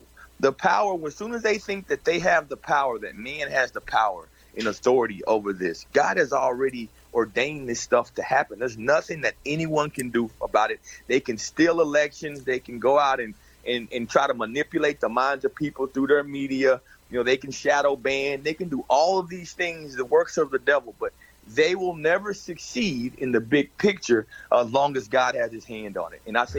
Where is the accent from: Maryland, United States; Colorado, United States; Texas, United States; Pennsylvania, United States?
Texas, United States; I grew up in Texas.